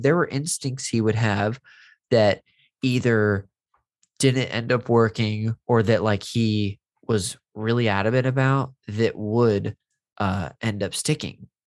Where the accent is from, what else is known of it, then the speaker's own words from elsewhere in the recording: Modesto, California, United States; moved away; my hometown when I was visiting uh, Modesto